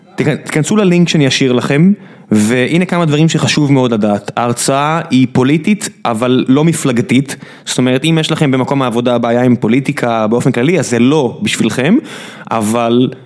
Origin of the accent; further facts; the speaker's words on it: Israel; אני ישראלי